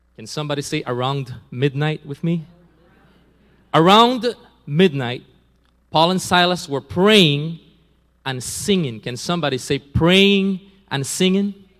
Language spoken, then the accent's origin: English; Belize; also born or lived in San Pedro; I'm from Belize. I was born in Belize